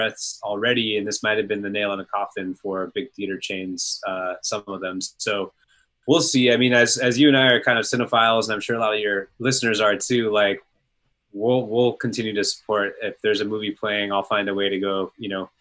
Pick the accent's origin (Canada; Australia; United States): United States; Northern California; I grew up in Northern California